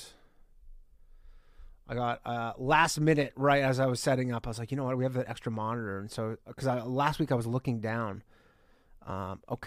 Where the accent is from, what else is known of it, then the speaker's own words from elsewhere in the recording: Canada; moved away; I am Canadian, or was. I still am